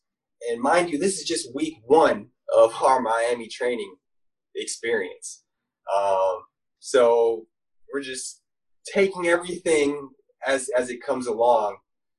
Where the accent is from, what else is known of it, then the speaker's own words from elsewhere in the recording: Philippines; I'm from the Philippines, man.